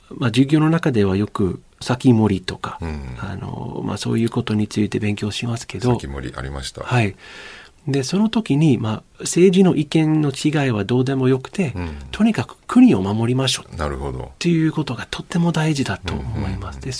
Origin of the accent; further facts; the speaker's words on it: United States; Japanese is a second language; now in Japan; アメリカ人として日本を見て、